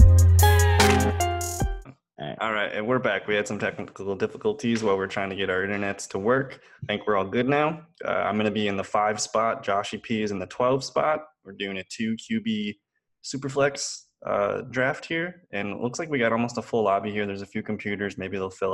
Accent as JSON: {"language": "English", "town": "Green Bay", "region": "Wisconsin", "country": "United States", "said": "we're from Green Bay, Wisconsin."}